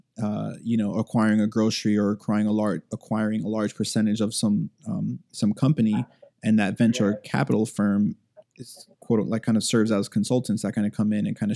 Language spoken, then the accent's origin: English; United States; I'm a first generation American